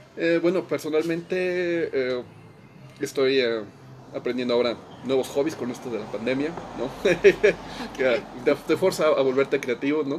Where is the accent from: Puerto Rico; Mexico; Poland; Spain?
Mexico; moved away as an adult; now in Austria; como músico mexicano en México